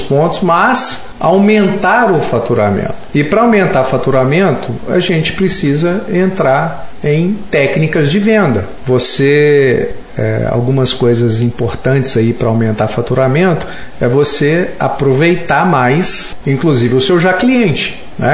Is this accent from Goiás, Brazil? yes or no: no; Belo Horizonte, Minas Gerais, Brazil; nós somos mineiros na, aqui, Belo Horizontinos